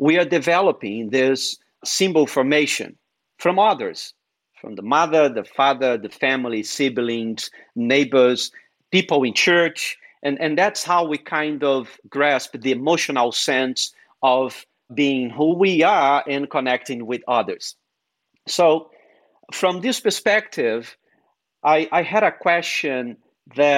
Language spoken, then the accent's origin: English; Brazil; English is a second language; moved away as an adult; also born or lived in New England; now in United States; when I moved from Brazil to New England.